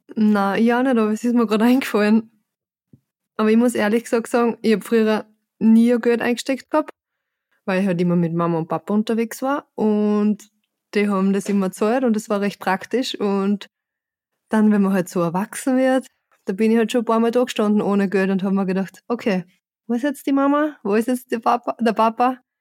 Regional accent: Austria; als Österreicherin

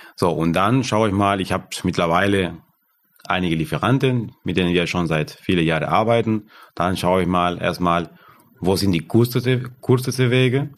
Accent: Argentina; German is a second language; moved away as an adult; now in Germany; Und ich komme aus Argentinien, aus, aus dem Land

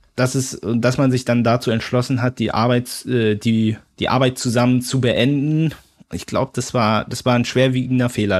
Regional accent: Berlin, Germany; mit Hertha BSC als Berliner mein Verein

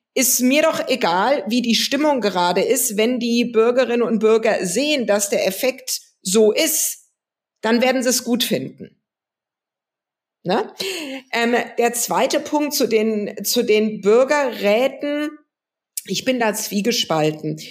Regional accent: West Germany, Germany; als Westdeutsche als jemand, der in Westdeutschland geboren wurde

